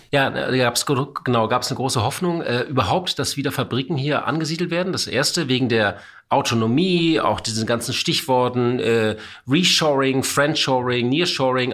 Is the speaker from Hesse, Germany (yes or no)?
no; Hamburg, Germany; Ich bin Hamburger